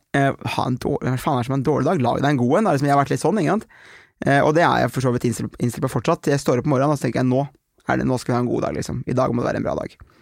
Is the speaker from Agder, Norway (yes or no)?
no; Aurskog, Akershus, Norway; Jeg var hjemme i Aurskog